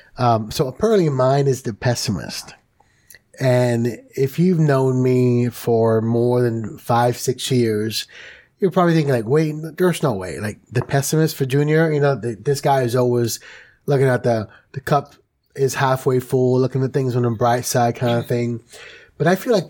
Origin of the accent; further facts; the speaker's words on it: New York City, New York, United States; I grew up in New York City